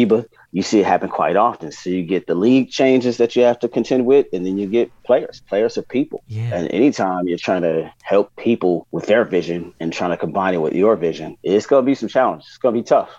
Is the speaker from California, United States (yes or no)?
yes; San Diego, California, United States; growing up in San Diego